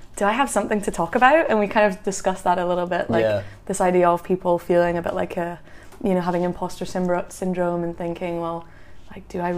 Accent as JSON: {"language": "English", "region": "Scotland", "country": "United Kingdom", "tie": "born or raised there", "also_born_or_lived": "England", "said": "We're actually English, but I've grew up in Scotland since I was 4, and so I'm very connected to Scotland."}